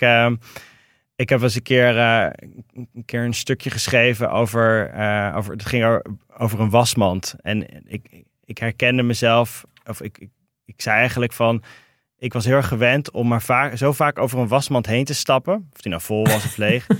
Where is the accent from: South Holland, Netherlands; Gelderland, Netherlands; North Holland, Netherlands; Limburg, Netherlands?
South Holland, Netherlands; Rotterdam; moved away as an adult; also born or lived in Meppel / Toronto; ben in Rotterdam opgegroeid. ja. En, en in Meppel